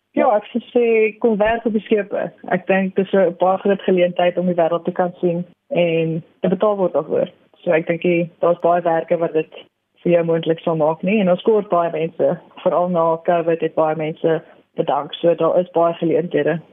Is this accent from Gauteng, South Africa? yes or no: yes; Pretoria, Gauteng, South Africa; also born or lived in Stellenbosch; ek is van Suid-Afrika, gebore in Pretoria